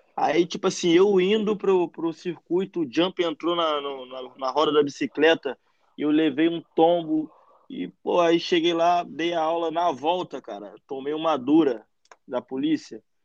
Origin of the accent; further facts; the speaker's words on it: Araruama, Rio de Janeiro, Brazil; also born or lived in Nilópolis, Rio de Janeiro; Eu nasci em Nilópolis, Rio de Janeiro, mas ah, moro e passei boa parte da minha vida em Araruama